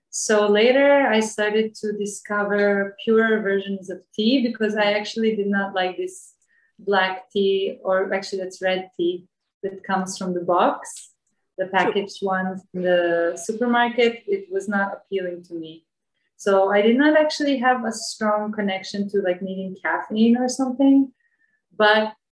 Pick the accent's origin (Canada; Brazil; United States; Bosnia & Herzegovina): Bosnia & Herzegovina; moved away as an adult; now in Ubud, Indonesia; Before that, I was traveling and living in different parts of the world. And originally, I come from Bosnia.